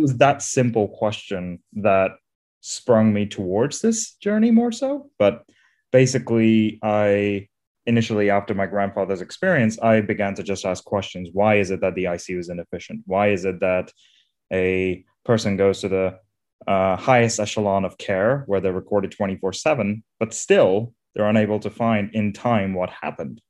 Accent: India; also born or lived in Isle of Wight; now in London, United Kingdom; I'm originally from India, where I grew up

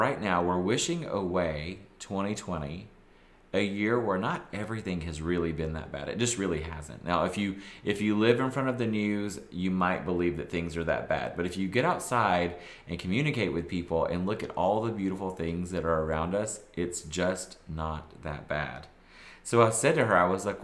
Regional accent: the South, United States; I'm from the South.

